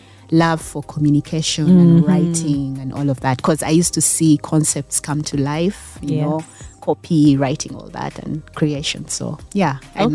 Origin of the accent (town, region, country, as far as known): Entebbe, Central Region, Uganda; born or raised there; also born or lived in Kampala